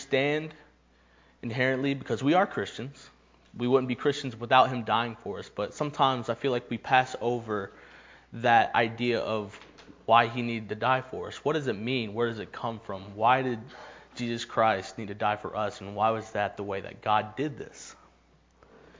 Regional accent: Knoxville, Tennessee, United States; I am from Knoxville

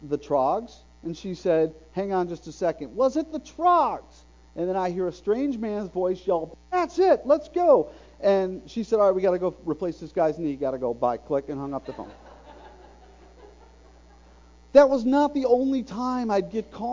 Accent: Bradenton, Florida, United States; now in Oak Ridge, United States; That's Bradenton, Florida, my hometown

